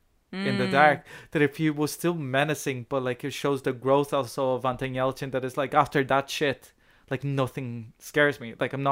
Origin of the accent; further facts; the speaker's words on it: Ireland; I haven't registered because I'm Irish.